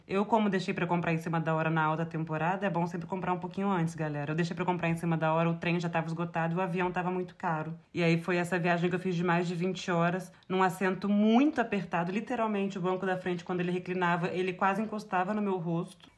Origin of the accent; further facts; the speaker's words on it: Brazil; eu sou do Brasil e eu sou de uma cultura diferente.